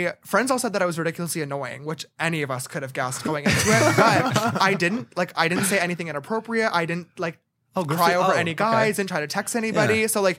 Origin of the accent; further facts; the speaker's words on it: Bethlehem, New York, United States; No. Right outside of Albany. Okay, a town called Bethlehem.